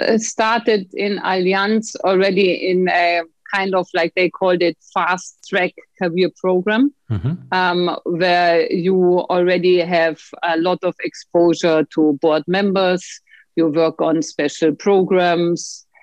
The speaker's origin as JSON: {"language": "English", "region": "Bavaria", "country": "Germany", "tie": "born or raised there", "also_born_or_lived": "Austria", "said": "But I grew up half in the city, half in the mountains, in between Bavaria and Austri"}